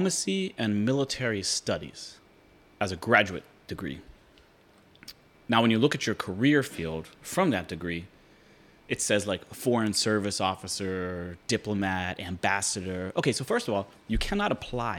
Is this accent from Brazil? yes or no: no; Pittsburgh, Pennsylvania, United States; I grew up in Pittsburgh, Pennsylvania